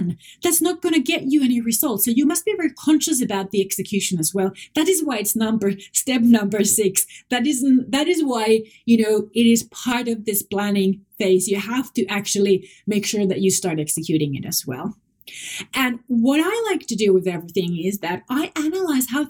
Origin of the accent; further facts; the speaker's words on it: Finland; first language Finnish; English is a second language; Moi moi is Finnish. That's my native language